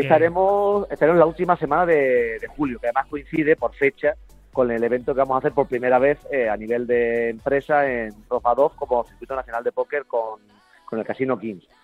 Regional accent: Andalusia, Spain; yo soy un andaluz de, de pro

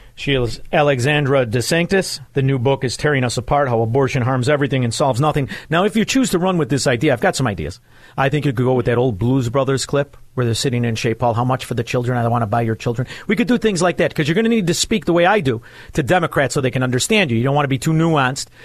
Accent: Chicago, Illinois, United States; I am from Chicago, where murder and mayhem is the norm. I'm from a neighborhood where it's not uncommon to find the body of somebody you knew

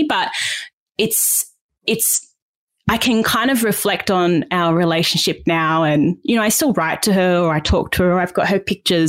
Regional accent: Perth, Western Australia, Australia; also born or lived in Queensland / New South Wales; Like I was born in Perth and then we moved to Queensland and then we went back to Perth and then we eventually settled in New South Wales when I was about 13.

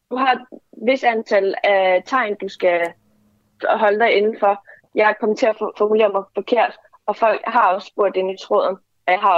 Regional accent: Kurdistan, Iran; now in Denmark; jeg har selv kurdiske rødder, og jeg kommer fra Kurdistan og er født øh, øh, i øh, Kurdistan og er blevet undertrykt af den iranske præstestyr.

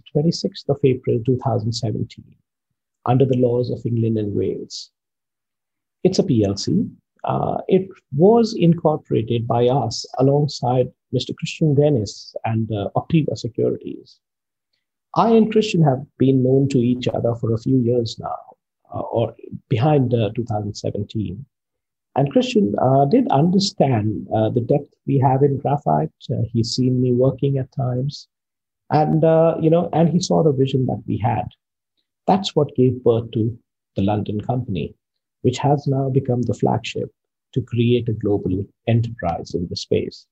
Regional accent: India; I come from India, a small town in India. My father pioneered graphite mining and processing in India

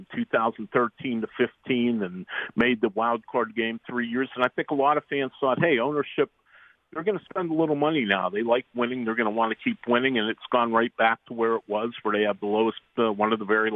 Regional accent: Pittsburgh, Pennsylvania, United States; I'm from Pittsburgh. I'm based in Pittsburgh, and I was born and raised here and lived here my whole life

